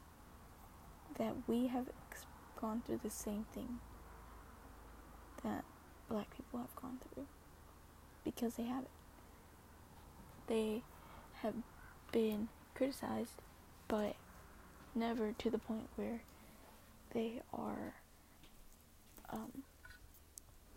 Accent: United States; I'm not a white person, but I was born in America

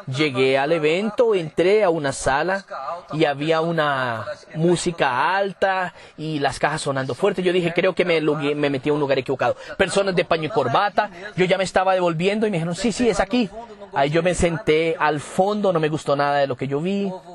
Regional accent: Campo Grande, Mato Grosso do Sul, Brazil; Spanish is a second language; Yo soy de Campo Grande, Mato Grosso del Sur.

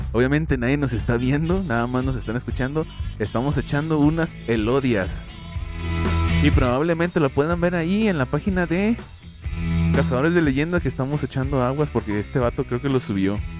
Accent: Mexico; nosotros como mexicanos

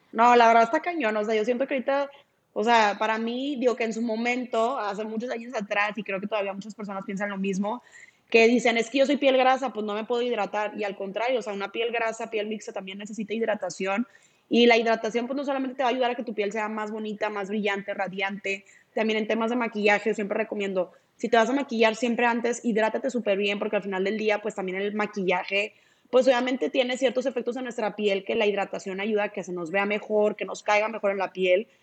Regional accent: Monterrey, Nuevo León, Mexico; aquí en Monterrey, de donde yo soy

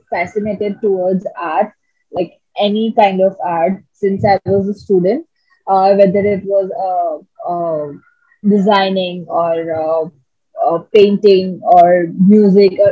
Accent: Mumbai, Maharashtra, India; So uh, when I came, I came from Bombay.

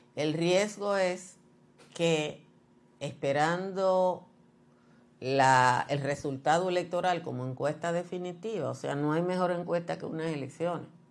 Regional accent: Dominican Republic

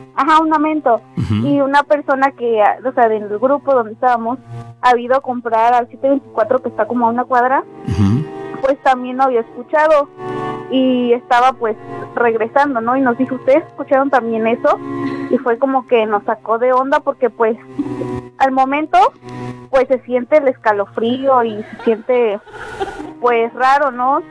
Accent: Córdoba, Veracruz, Mexico; Soy de aquí, de Brillante Crucero

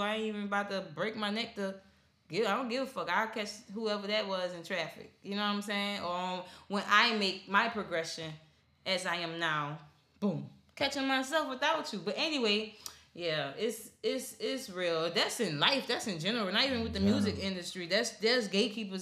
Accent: New Orleans, Louisiana, United States; now in Houston, United States; I'm originally from the West Bank of New Orleans. I'm here in Houston

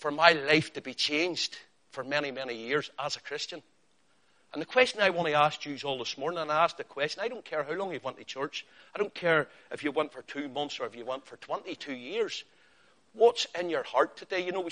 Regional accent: Northern Ireland, United Kingdom; I'm Northern Irish and sometimes my pronunciation of names is different from yours

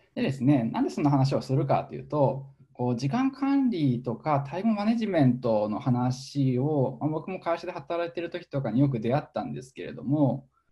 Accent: Chichibu, Saitama, Japan; moved away; 埼玉の秩父市というところで、えー、生まれ育っていてですね。

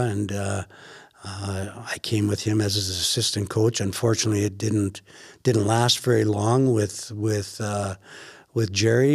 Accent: Weyburn, Saskatchewan, Canada; as a young lad growing up in Weyburn, Saskatchewan

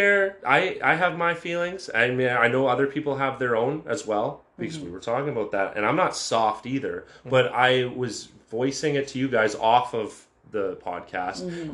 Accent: Canada; being born in Canada

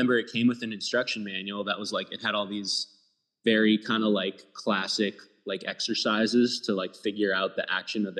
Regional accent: Minnesota, United States; I grew up in Minnesota

